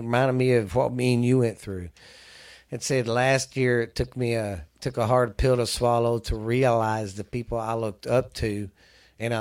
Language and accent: English; the South, United States; we're from the South